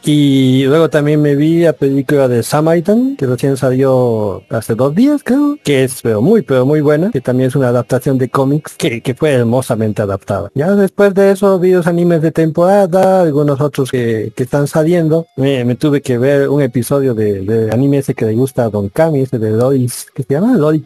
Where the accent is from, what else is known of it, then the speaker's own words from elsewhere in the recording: Cochabamba, Bolivia; aquí desde Cochabamba, también como este digo o sea, esta vez somos dos cochabambinos, un cruceño